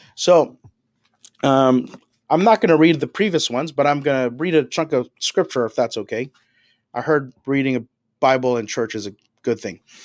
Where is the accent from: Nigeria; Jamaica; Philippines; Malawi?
Philippines; now in Toronto, Canada; I'm an immigrant from the Philippines